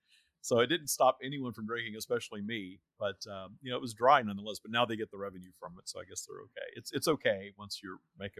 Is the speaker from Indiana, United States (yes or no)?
no; Minden, Louisiana, United States; It's a town called Minden, Louisiana, is where I grew up.